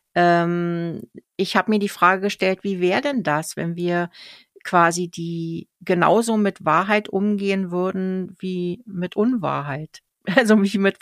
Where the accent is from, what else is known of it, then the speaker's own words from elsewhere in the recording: Berlin, Germany; now in Switzerland; das gleiche Kiez, wo ich auch aufgewachsen bin in Berlin